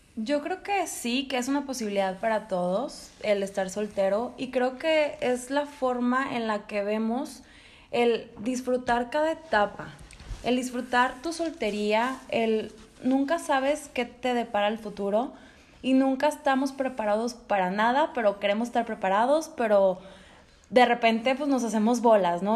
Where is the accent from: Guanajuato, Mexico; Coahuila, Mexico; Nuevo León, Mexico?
Nuevo León, Mexico; Monterrey; also born or lived in Spain; soy regia, ya adoptada también, nací en España, pero ya llevo toda mi vida aquí en Monterrey